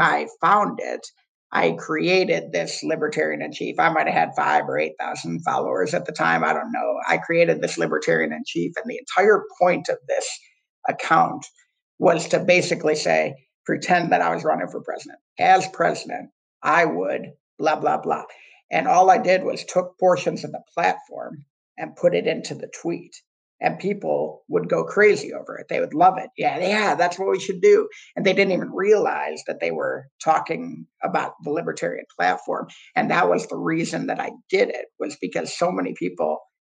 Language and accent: English; Ann Arbor, Michigan, United States; I grew up in Ann Arbor, Michigan, super blue city inside of a somewhat red state